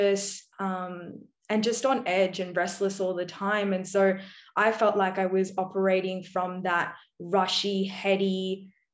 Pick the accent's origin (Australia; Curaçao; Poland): Australia; my background being Indian and I'm Aussie born. So between Australian and Indian culture, I felt very stuck